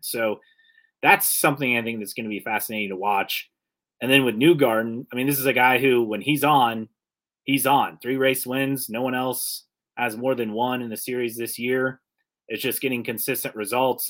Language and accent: English; Westfield, Indiana, United States; now in Northeast Indiana, United States; I'm originally from the Indy area, grew up in Westfield